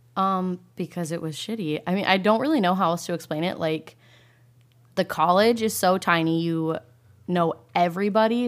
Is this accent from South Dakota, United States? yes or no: yes; South Dakota, United States; moved away; I grew up there